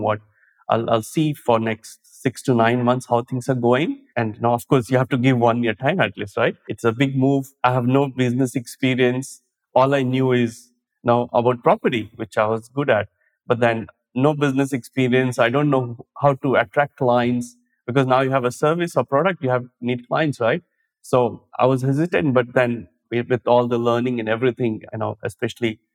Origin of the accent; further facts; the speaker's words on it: India; moved away as an adult; now in Sydney, Australia; I came from India on a work visa